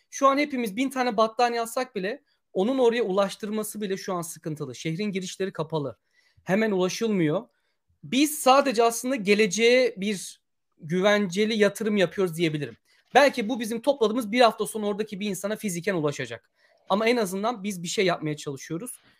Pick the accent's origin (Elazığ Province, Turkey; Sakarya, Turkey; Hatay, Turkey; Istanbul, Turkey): Hatay, Turkey; Ben de Hataylıyım. Ben anlamıyorum.